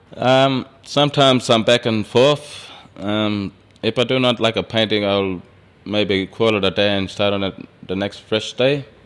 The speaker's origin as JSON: {"language": "English", "town": "Alice Springs", "region": "Northern Territory", "country": "Australia", "tie": "born or raised there", "also_born_or_lived": "Hermannsburg / Perth", "moved": "yes", "lives_now": "Indulkana, Australia", "said": "where I'm originally from, Hemispeg and Alice Springs. I was born in Alice Springs"}